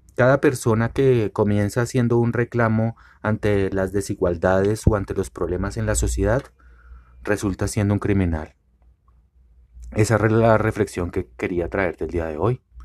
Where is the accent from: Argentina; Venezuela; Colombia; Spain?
Colombia